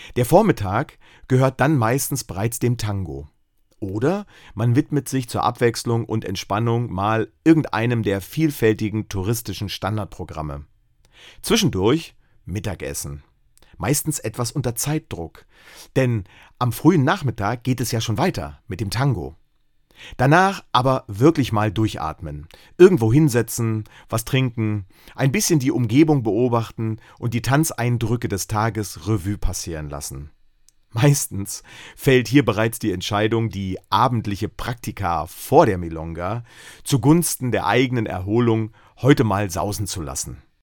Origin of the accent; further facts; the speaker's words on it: East Germany, Germany; meine Kindheit in der DDR